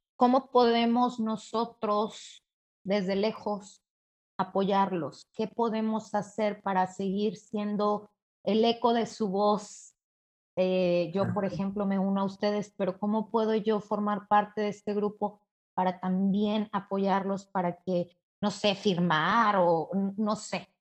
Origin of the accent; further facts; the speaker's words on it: Mexico City, Mexico; yo soy de la Ciudad de México, soy mexicana